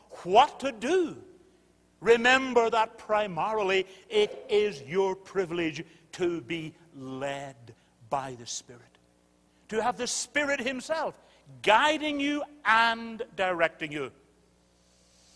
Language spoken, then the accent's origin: English; United Kingdom; I'm British